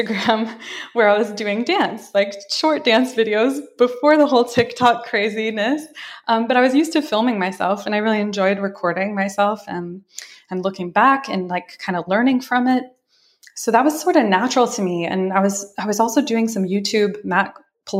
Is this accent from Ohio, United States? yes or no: no; Lenox, Massachusetts, United States; also born or lived in New York; now in Los Angeles, United States; I grew up in Lenox.